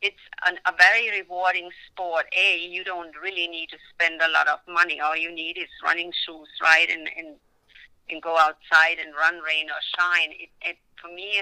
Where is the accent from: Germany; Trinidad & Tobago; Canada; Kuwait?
Germany; moved away; it's my home country